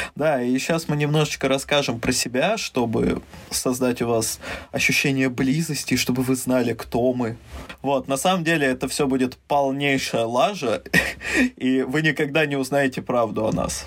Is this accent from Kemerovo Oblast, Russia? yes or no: yes; Mezhdurechensk, Kemerovo Oblast, Russia; also born or lived in Saint Petersburg; я родился в Санкт-Петербурге, вырос в Междуреченске, это в Сибири